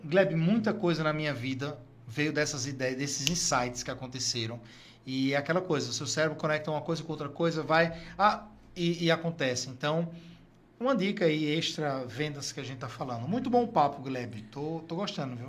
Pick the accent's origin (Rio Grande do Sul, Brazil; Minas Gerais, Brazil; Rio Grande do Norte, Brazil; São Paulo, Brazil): Rio Grande do Norte, Brazil; Natal; also born or lived in Fortaleza / Brasília; sou do Rio Grande, do Norte, Natal.